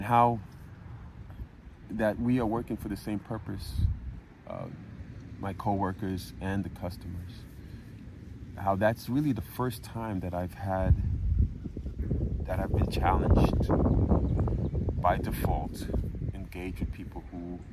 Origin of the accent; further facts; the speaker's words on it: New York City, New York, United States; moved away as an adult; now in Florida, United States; I come down from New York to Florida, and half of the people I meet are New Yorkers of the type that I grew up